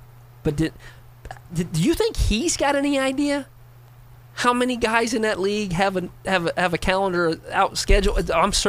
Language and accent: English; Ypsilanti, Michigan, United States; my hometown of Ypsilanti, Michigan.